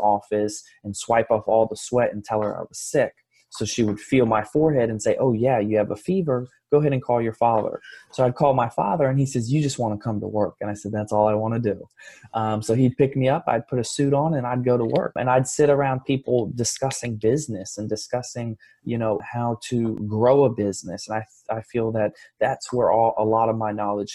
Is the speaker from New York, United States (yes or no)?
no; Fort Lauderdale, Florida, United States; I grew up in Fort Lauderdale.